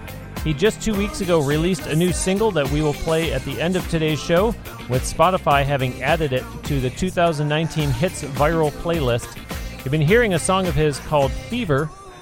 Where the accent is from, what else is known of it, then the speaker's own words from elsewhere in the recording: United States; also born or lived in Florida; yes, I am American. I was just joking. You know that I live in Florida.